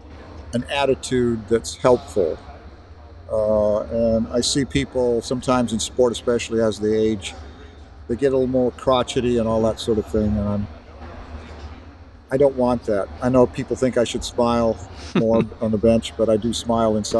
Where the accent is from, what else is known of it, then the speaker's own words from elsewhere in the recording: Central Valley, California, United States; I grew up in the Central Valley